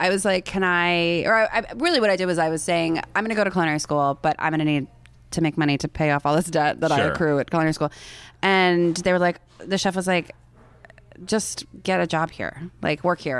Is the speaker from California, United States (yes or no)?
yes; Los Angeles, California, United States; moved away as an adult; also born or lived in San Francisco; now in New York, United States; I grew up in Tarzana in Sherman Oaks. But all of my girlfriends also grew up in the valley.